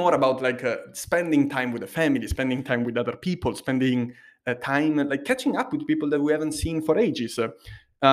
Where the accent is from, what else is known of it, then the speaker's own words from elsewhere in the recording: Liguria, Italy; Liguria, where I'm from